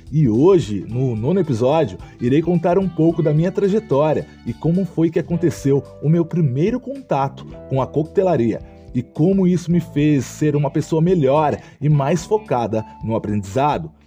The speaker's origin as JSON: {"language": "Portuguese", "town": "Ourinhos", "region": "São Paulo", "country": "Brazil", "tie": "born or raised there", "said": "sou natural da cidade de Ourinhos, interior de São Paulo"}